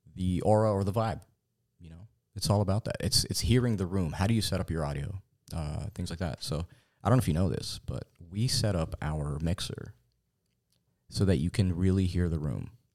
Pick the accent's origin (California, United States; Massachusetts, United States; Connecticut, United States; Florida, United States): California, United States; Fountain Valley; also born or lived in Corona, California; born in Fountain Valley, California, actually. Um, we reside in Corona, California